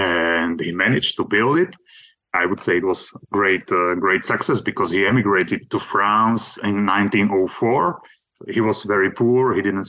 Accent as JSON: {"language": "English", "country": "Slovakia", "said": "I'm from Slovakia, and I did my MA in History and French Language and Literature at Comenius University in Bratislava."}